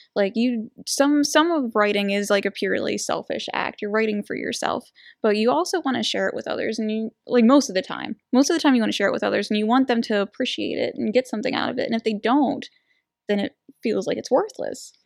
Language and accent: English; New Castle, Pennsylvania, United States; I'm from Newcastle.